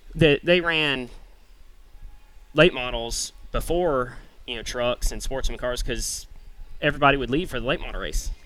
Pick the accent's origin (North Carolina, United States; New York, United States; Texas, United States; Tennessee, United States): Tennessee, United States; moved away; I grew up racing in Tennessee